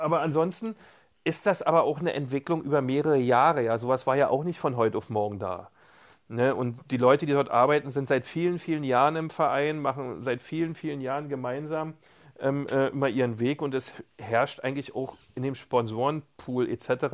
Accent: Berlin, Germany; ich bin auch Berliner

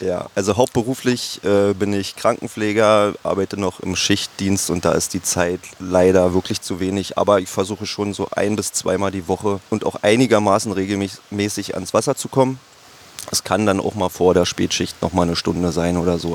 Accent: Altmark, Saxony-Anhalt, Germany; Ich komme auch hier aus der Altmark. Also die Altmark ist ja hier nicht weit weg. Wir sind ja so ziemlich an der Grenze. Bin hier auch groß geworden

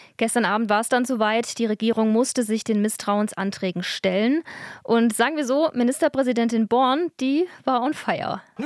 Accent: Germany; bei uns in Deutschland

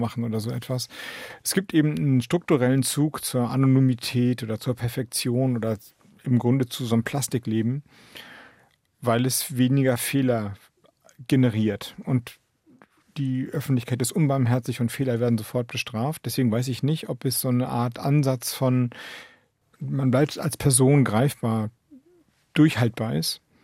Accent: Heikendorf, Schleswig-Holstein, Germany; moved away as an adult; also born or lived in Flensburg; das ist eigentlich mein Heimatort. Da bin ich groß geworden. Da habe ich die Zeit dann eben von 4 bis 18 bis zum Abitur verbracht

